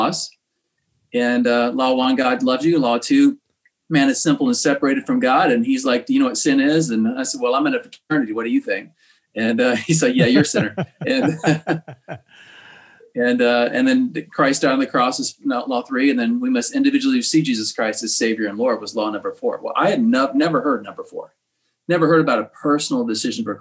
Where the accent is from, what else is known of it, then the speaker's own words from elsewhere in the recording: Virginia, United States; I grew up in Virginia and went to Virginia Tech